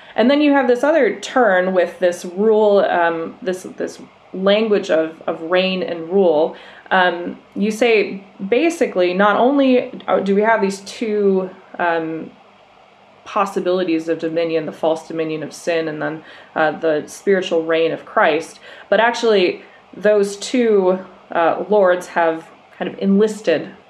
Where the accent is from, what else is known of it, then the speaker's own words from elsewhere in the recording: Minnesota, United States; moved away as an adult; I grew up in Minnesota